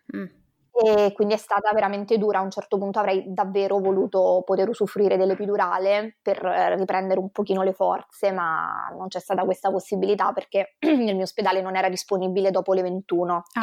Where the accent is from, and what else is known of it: Rome, Lazio, Italy; born or raised there; moved away as an adult; now in Venice, Italy